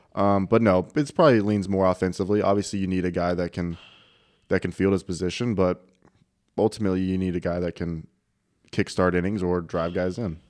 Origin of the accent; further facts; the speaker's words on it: Kansas City, Missouri, United States; I'm from Kansas City